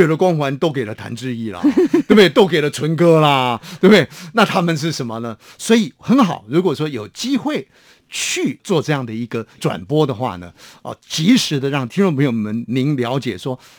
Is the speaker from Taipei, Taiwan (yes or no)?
no; near Laohukou, Hsinchu County, Taiwan; moved away; 在我的老家呢，有一个叫做老虎口的微波站